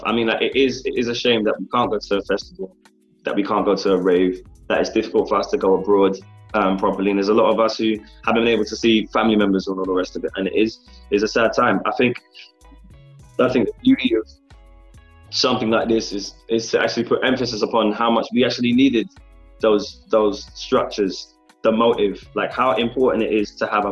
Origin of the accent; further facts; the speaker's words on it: London, United Kingdom; I am still based in London. I'm based in my hometown